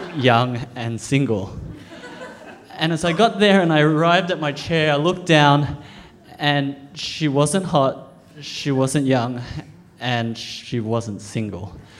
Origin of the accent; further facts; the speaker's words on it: Australia; I'm an Australian born Chinese. I, I was born in Australia, I eat Vegemite, I play cricket